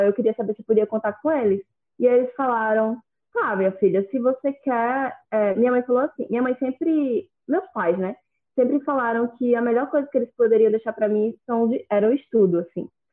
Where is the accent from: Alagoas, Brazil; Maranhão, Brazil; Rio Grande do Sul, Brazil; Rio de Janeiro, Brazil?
Alagoas, Brazil; Maceió; sou de Maceió, Alagoas